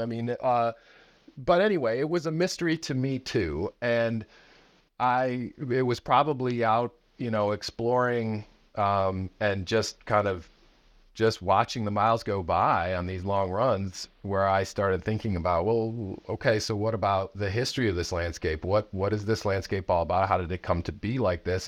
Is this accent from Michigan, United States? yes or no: no; outside of Chicago, Illinois, United States; I grew up outside of Chicago